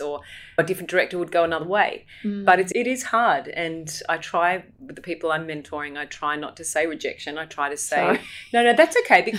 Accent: Alstonville, New South Wales, Australia; I grew up in Alstonville, or Duck Creek Mountain, as it's formerly known, or known to the locals.

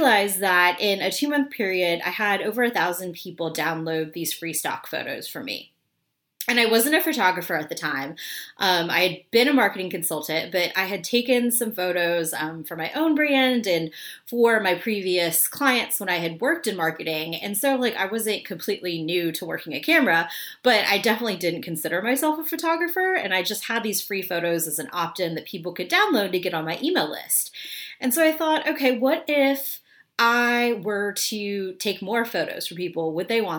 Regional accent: Memphis, Tennessee, United States; moved away as an adult; also born or lived in Washington, D.C.; now in New York, United States; I grew up in Memphis.

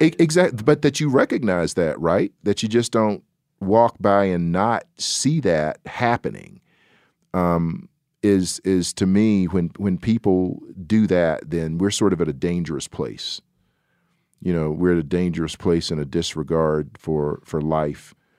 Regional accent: the South, United States; I'm a Southerner

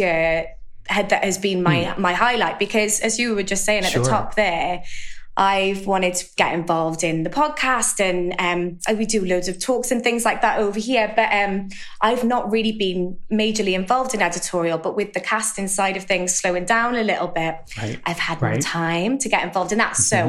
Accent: Wales, United Kingdom; accent: Welsh; I'm in the UK, if you can tell by my accent, from Wales, which is a bit different from the English accent

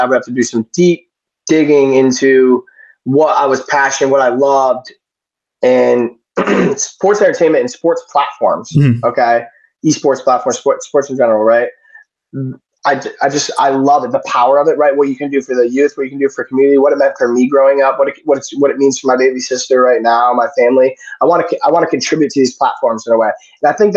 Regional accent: Syracuse, New York, United States; Growing up in Syracuse, I grew up in Syracuse.

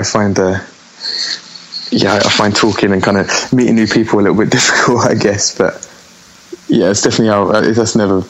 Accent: Abbey Wood, London, United Kingdom; also born or lived in Greenwich; Okay, so yeah, I was born there, but then I grew up in a place called Abbey Wood, which is this kind of, I don't even know how to explain it, to be honest. Like loads of little estates

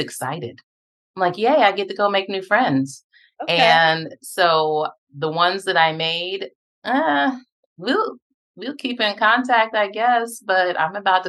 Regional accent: Japan; born there; also born or lived in Texas, United States / South Carolina, United States; And so I was born in Japan. We went to Texas, and from Texas, we went to South Carolina and waited for my dad to finish doing what he was doing.

